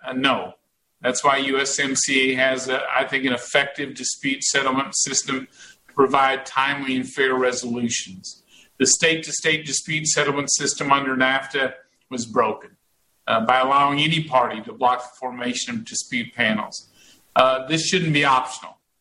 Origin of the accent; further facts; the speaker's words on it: Texas, United States; I am a Texan